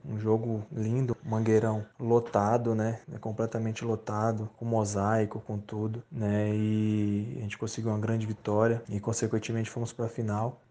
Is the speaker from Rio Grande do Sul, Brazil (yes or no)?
no; Espírito Santo, Brazil; moved away; na minha terra, no Espírito Santo